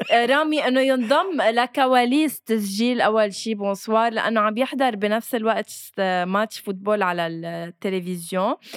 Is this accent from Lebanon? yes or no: yes; Lebanon; اخترنا إنه نبقى بضيعتنا لندافع عنها فبالتالي ايه انا بموت كرمال لبنان